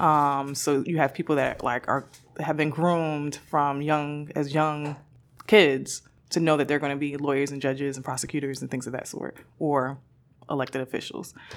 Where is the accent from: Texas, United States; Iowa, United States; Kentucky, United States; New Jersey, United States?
New Jersey, United States; Newark; me growing up in Newark